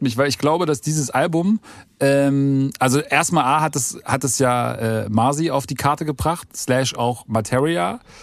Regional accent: East Germany, Germany; ich bin ja auch Ossi

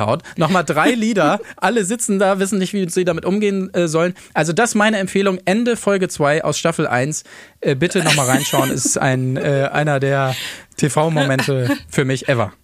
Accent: Verden, Lower Saxony, Germany; von Pferden an der Aller, wo ich herkomme

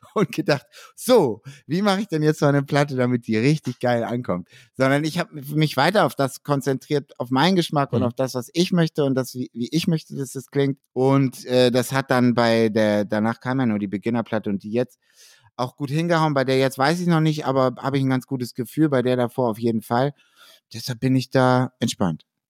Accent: Hamburg, Germany; Ich bin Hamburger

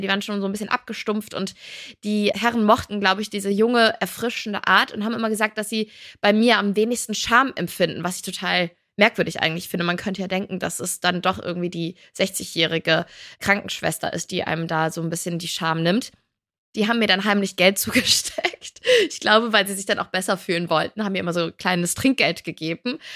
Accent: Cologne, North Rhine-Westphalia, Germany; ich bin halt Rheinländerin, ich komme aus Köln

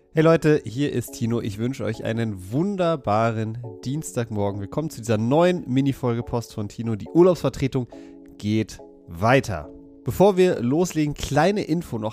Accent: Berlin, Germany; Ich komme aus Berlin, ich liebe Berlin

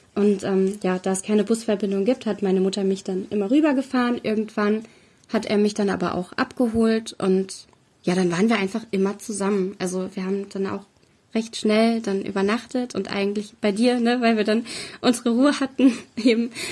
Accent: Fernwald, Hesse, Germany; Wir sind gerade in Fernwald, das liegt in Mittelhessen. Gar nicht so mhm. weit von Frankfurt entfernt.

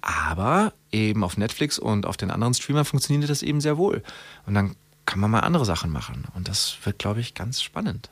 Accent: Germany; wir als Deutsche

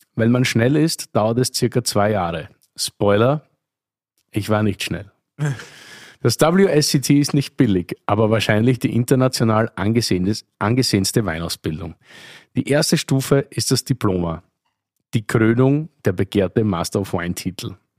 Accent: Oberlungitz, Styria, Austria; moved away; Ich bin sozusagen im Wirtshaus aufgewachsen, in Oberlungitz, einem österreichischen 288 Seelendorf, eine halbe Stunde von Graz entfernt

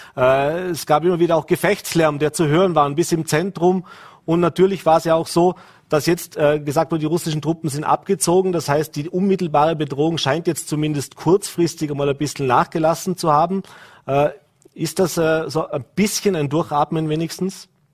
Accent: Austria; hier bei uns in Österreich

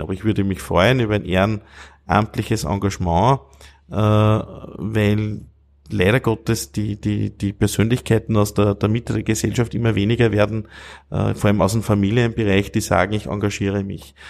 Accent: Steinhaus, Upper Austria, Austria; also born or lived in Vienna; meiner Heimatgemeinde Steinhaus äh, bei Wels

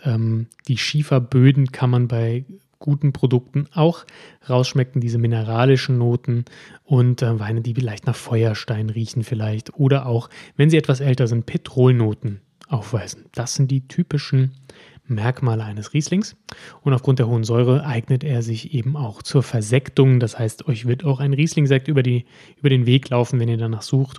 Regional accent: Germany; bei uns in Deutschland

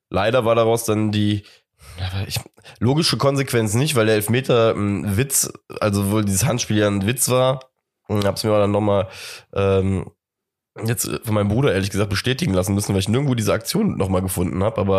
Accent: Cologne, North Rhine-Westphalia, Germany; Als Kölner hat man da natürlich immer so ein bisschen die Hoffnung, dass man da irgendein Dortmunder Juwel abgegriffen hat

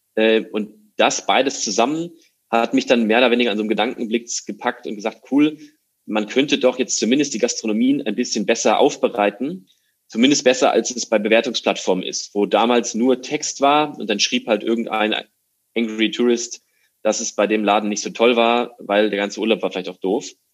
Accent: near Frankfurt, Hesse, Germany; moved away as an adult; now in Hamburg, Germany; Bin äh, aus Deutschland geboren, in der Nähe von Frankfurt, wohne jetzt seit acht Jahren in Hamburg

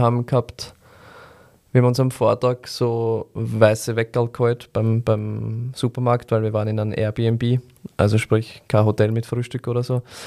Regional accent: Vienna, Austria; bei uns in Wien

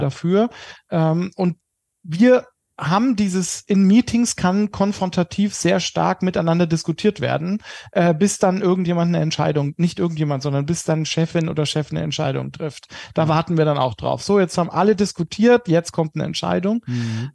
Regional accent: Germany; als Deutsche

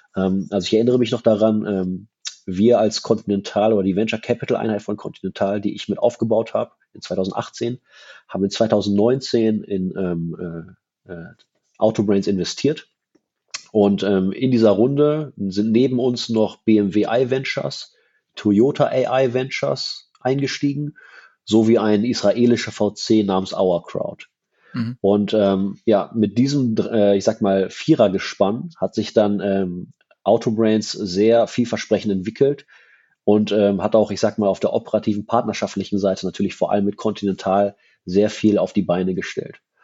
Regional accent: Berlin, Germany; als Berliner

